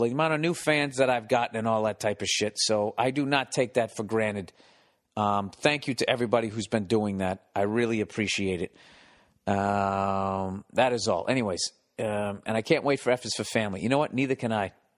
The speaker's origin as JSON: {"language": "English", "town": "Boston", "region": "Massachusetts", "country": "United States", "tie": "born or raised there", "moved": "yes", "said": "Boston, my hometown"}